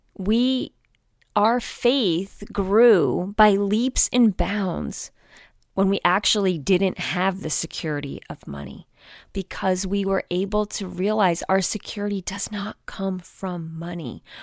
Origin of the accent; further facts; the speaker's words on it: United States; moved away; I grew up outside of New York City